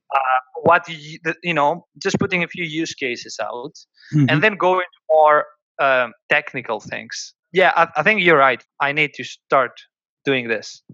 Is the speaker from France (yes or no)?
no; Greece; born or raised there; moved away